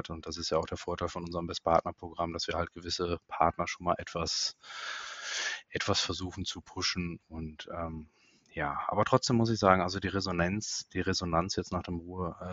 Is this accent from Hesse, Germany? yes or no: no; North Rhine-Westphalia, Germany; born there; ich bin ja gebürtiger ähm, Münsterländer Katholik